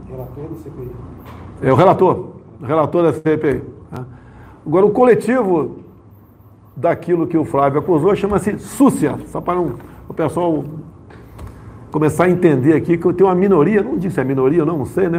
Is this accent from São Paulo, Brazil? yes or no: yes; Eldorado, São Paulo, Brazil; moved away; also born or lived in Rio de Janeiro; fui criado em Eldorado Paulista